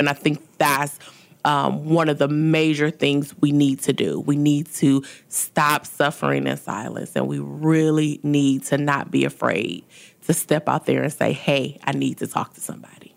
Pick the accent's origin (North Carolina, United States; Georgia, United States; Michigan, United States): Michigan, United States; Detroit; moved away as an adult; also born or lived in New Orleans / Baton Rouge; now in Houston, United States; I was born and raised in Detroit, Michigan.